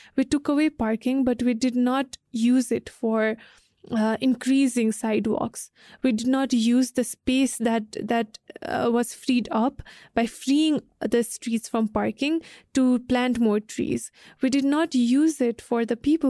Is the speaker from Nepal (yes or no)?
yes; Hetauda, Bagmati, Nepal; I lived in Hitoda